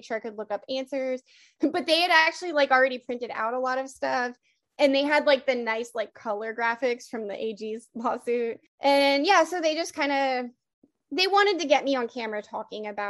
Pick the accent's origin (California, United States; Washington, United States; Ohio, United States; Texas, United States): Washington, United States; Seattle; I don't actually live in Seattle, but I mean, I am from Seattle